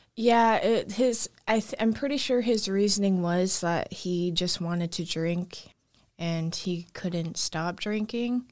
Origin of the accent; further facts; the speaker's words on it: Anchorage, Alaska, United States; also born or lived in Fairbanks, Alaska; I was born in Anchorage, Alaska. I grew up there for majority of my life